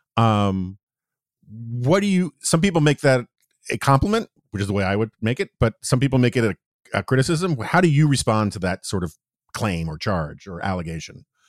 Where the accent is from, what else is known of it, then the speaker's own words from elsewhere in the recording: New York City, New York, United States; moved away; also born or lived in Washington, D.C.; I grew up in New York City in the seventies